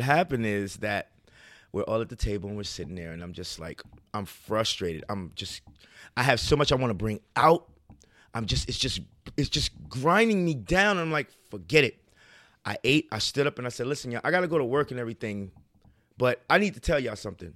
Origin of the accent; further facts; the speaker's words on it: New York City, New York, United States; I'm raised in Harlem, but I'm of Guyanese descent